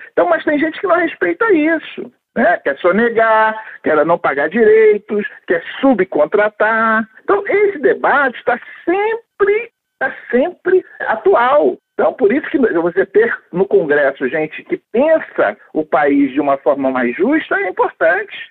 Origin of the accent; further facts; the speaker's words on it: Brazil; eu sou negro brasileiro. Então, eu sou brasileiro